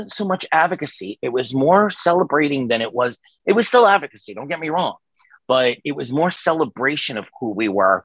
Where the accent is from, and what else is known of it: New York City, New York, United States; born or raised there; moved away